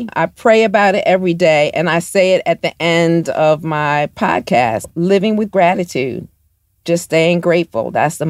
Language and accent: English; Baltimore, Maryland, United States; he's from my hometown of Baltimore.